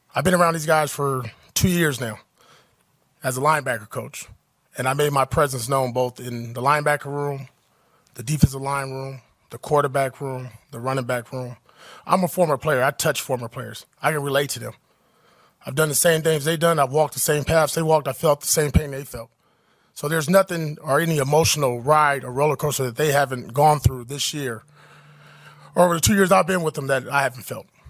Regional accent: Compton, California, United States; I grew up in Compton, California.

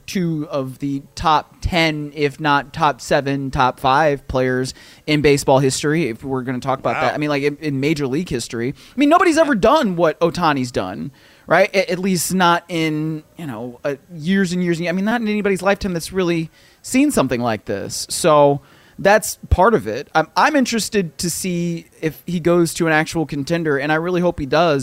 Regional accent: Cleveland, Ohio, United States; I'm from Cleveland

